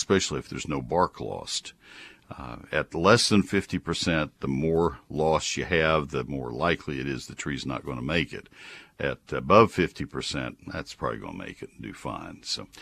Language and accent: English; McKinney, Texas, United States; my hometown of McKinney